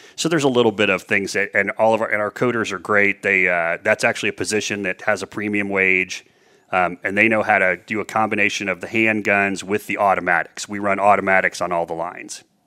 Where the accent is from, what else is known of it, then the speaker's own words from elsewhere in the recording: Indianapolis, Indiana, United States; also born or lived in Danville, Indiana; I grew up west side of Indianapolis, one of four kids